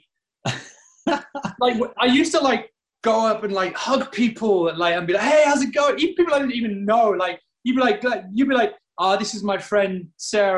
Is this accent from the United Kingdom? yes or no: yes; Northern England, United Kingdom; moved away as an adult; now in United States; being British and Northern